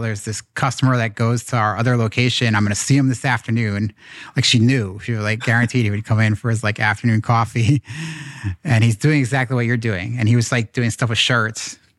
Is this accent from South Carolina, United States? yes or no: no; New York, United States; I grew up here in in New York